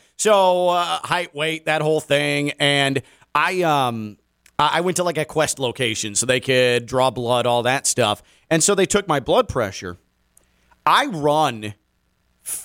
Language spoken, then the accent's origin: English; the South, United States; I'm from the South.